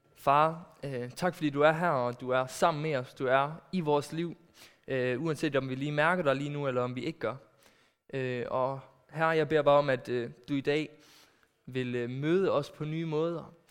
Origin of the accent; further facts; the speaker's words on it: Aarhus, Central Denmark Region, Denmark; also born or lived in Netherlands; kommer jeg fra Aarhus